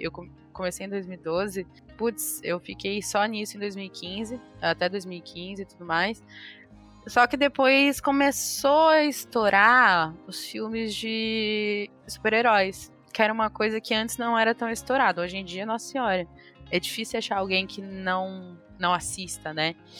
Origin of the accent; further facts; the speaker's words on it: Mogi das Cruzes, São Paulo, Brazil; Eu sou de Monte das Cruzes